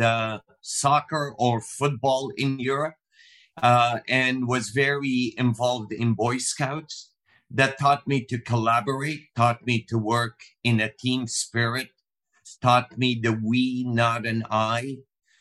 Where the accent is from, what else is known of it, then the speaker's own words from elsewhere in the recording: Lebanon; moved away as an adult; also born or lived in Ghana; now in United States; I was born in Lebanon, a small country in the Middle East, raised in Africa, in Ghana for the first 9 years, came back to Lebanon in the late 60s, and then in 1980 immigrated to the U.S. to go to college